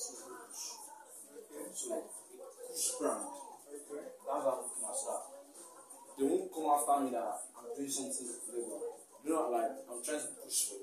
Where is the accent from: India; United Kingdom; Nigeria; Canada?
Nigeria